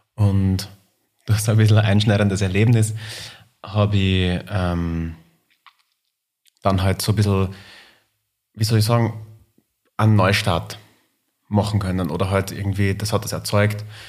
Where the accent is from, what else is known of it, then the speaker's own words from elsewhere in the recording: Linz, Upper Austria, Austria; now in Vienna, Austria; ich bin Wahlwiener, aber komme ursprünglich aus Linz